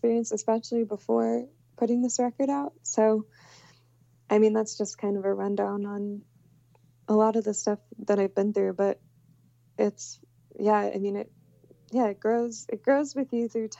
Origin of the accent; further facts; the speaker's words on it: Houston, Texas, United States; I came from I grew up in Houston